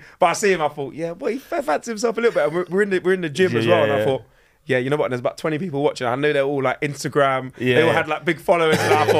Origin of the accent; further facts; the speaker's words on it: London, United Kingdom; I'm just from North, I'm a kid from North London.